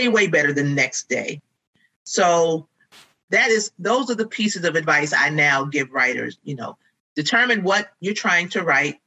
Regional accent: Baltimore, Maryland, United States; also born or lived in New Jersey; I am not originally from Baltimore. I moved here when I was very, very young. I'm originally born in New Jersey, but I feel like I've been here a long time

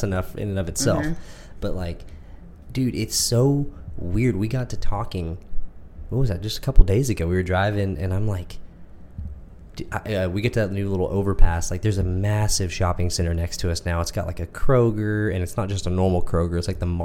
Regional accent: Midlothian, Texas, United States; we're from Texas, from a very small town called Midlothian. I lived here almost my entire life. I was born 20 minutes up the road, mm-hmm. but this is my hometown.

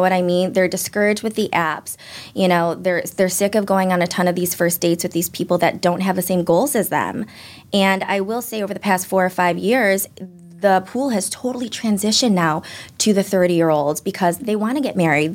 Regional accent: Chicago, Illinois, United States; also born or lived in Los Angeles; now in Boston, United States; Born and raised in Chicago

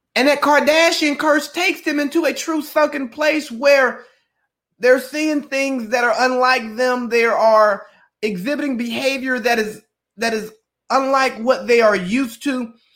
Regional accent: Cartersville, Georgia, United States; I'm … from Cartersville. And part of that is keeping people who I grew up with close to me.

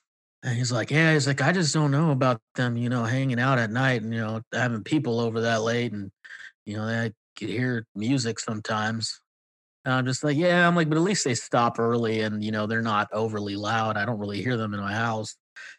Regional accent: California, United States; now in Texas, United States; one of my biggest like culture shocks moving out here is actually being a minority. Like growing up in California, like, you know, you're called a minority, you're not really the minority.

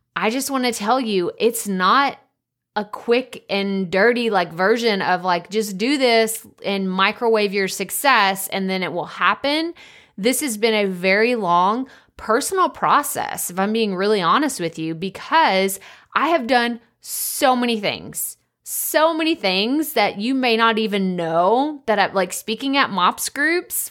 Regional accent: Athens, Texas, United States; moved away as an adult; also born or lived in Dallas-Fort Worth area; I'm from a small town in Northeast Texas, Athens, Texas

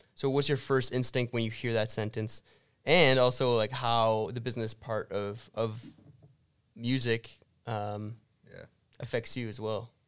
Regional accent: Canada; we're from canada

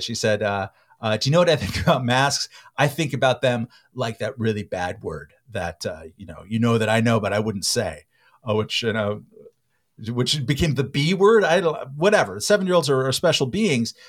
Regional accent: California, United States; I'm a Californian and I'm an American

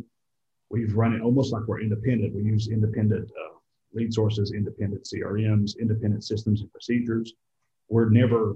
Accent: East Tennessee, United States; moved away as an adult; also born or lived in Peachtree City, Georgia; I was born and raised in East Tennessee.

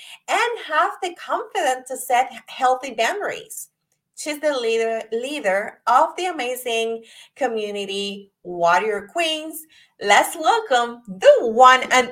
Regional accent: Puerto Rico; now in Virginia, United States; I'm from Puerto Rico. So I moved to the United States, to Virginia, over 17 years ago

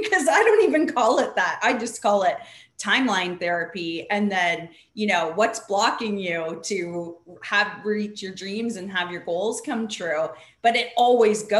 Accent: Canada; now in California, United States; I grew up the opposite way in Canada, at least where we were from, everybody worked.

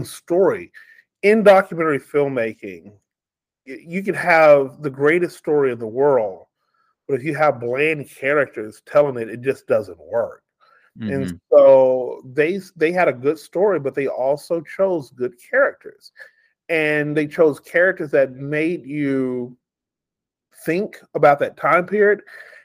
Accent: New Chapel Hill, Texas, United States; moved away as an adult; now in Las Vegas, United States; I grew up in East Texas, like population 533, a little town called New Chapel Hill.

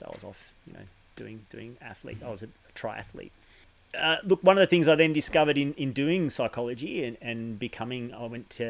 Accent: Mornington Peninsula, Victoria, Australia; We moved down to Melbourne when I was about 7 or 8. And I grew up on the Mornington Peninsula

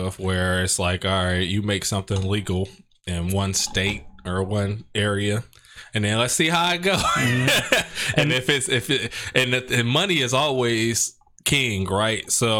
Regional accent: Alabama, United States; The people that's in Alabama would still vote for me because I'm from Alabama.

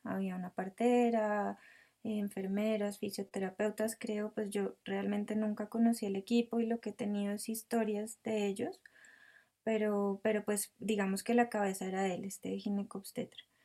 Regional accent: El Rosal, Cundinamarca, Colombia; now in Bogotá, Colombia; nací en Bogotá, pero mis padres vivían en El Rosal, que es un, un pueblo pequeño cerca de Bogotá. Em, allí pasé pues toda mi infancia

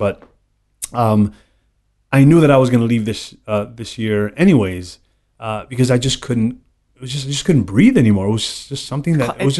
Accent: New York, United States; So, I mean, you know, I grew up 43 years in New York, born and raised.

